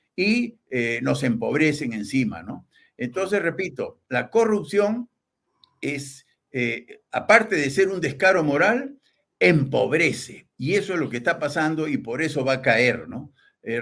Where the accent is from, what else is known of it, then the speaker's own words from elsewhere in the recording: Peru; somos Perú